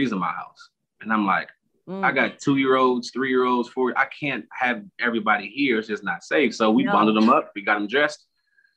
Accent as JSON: {"language": "English", "region": "Midwest", "country": "United States", "tie": "born or raised there", "moved": "as an adult", "lives_now": "Houston, United States", "said": "growing up in the Midwest, I don't think I ever experienced or expected to experience that here in Houston"}